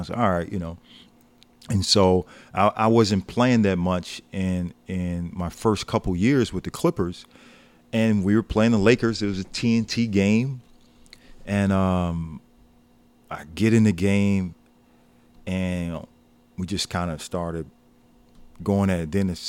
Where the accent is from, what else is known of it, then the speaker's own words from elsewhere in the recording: Chicago, Illinois, United States; I'm like, I'm coming from Chicago, right?